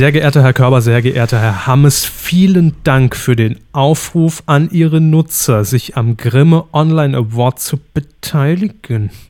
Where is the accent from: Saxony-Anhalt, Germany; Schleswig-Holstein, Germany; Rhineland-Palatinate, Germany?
Rhineland-Palatinate, Germany; born there; das muss ich sagen, als geborene Pfälzerin.